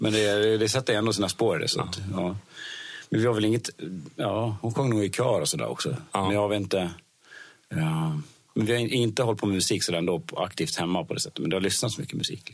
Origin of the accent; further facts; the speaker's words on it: Dalarna County, Sweden; jag bodde i en liten by i Dalarna, eller ja. där jag bor, fortfarande bor faktiskt nu.